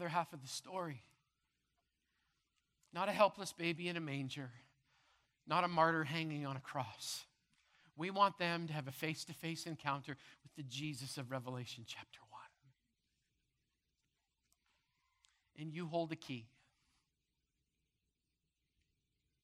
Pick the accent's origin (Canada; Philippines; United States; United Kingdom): Canada; Brandon, Manitoba; as a little kid growing up in Madison Crescent Baptist Church in Brandon, Manitoba